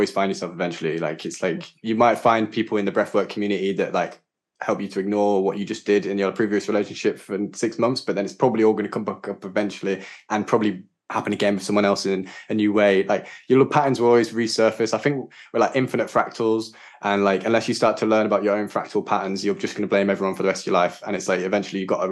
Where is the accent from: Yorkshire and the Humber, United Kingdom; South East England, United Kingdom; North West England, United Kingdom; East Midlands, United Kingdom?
Yorkshire and the Humber, United Kingdom; moved away as an adult; also born or lived in London / Sri Lanka / Wales / Glastonbury; I grew up in Yorkshire with my mum and dad and my sisters and local community, good friends